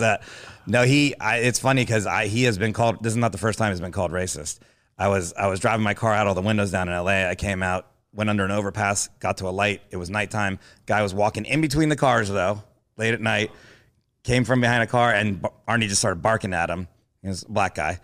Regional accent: Miami, Florida, United States; I'm from Miami

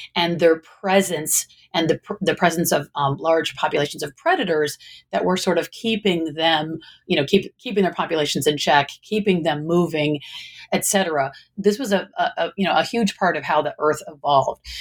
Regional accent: Michigan, United States; now in Northern California, United States; I I was originally from the Midwest, from Michigan

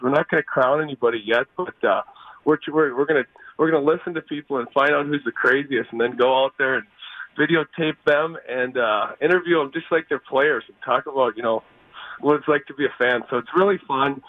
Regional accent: Richfield, Minnesota, United States; growing up in Richfield

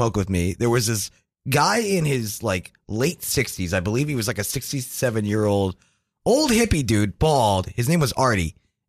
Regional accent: New Jersey, United States; moved away; also born or lived in Florida

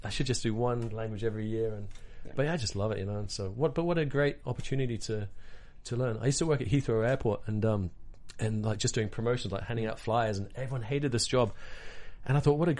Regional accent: Hong Kong; moved away; I grew up in Hong Kong as a kid, so I speak Cantonese

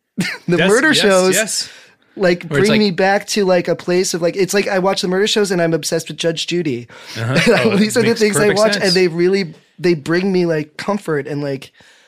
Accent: Midwest, United States; You know, growing up in the Midwest, you know, in the 80s and 90s, you know, as a gay kid

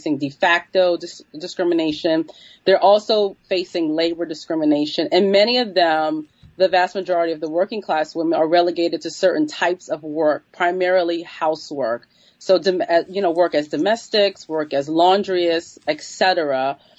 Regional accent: New York City, New York, United States; But I'm from New York City, and I grew up with these, you know, these different types of laborers around me.

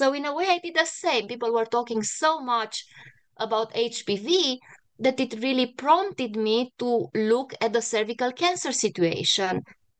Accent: Cluj-Napoca, Cluj County, Romania; moved away as an adult; now in United States; I was born and raised in a really big, very cosmopolitan university in northern Romania. It's the biggest city in the northwestern part of Romania, the biggest city in Transylvania

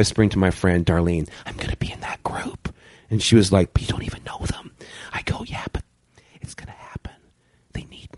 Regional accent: Brampton, Ontario, Canada; I grew up in Brampton

